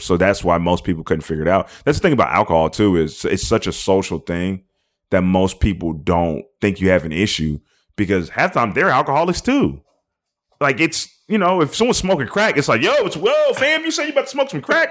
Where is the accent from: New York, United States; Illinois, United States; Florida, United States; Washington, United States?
Washington, United States; Seattle; I'm from Seattle, so it's all dreary and shitty looking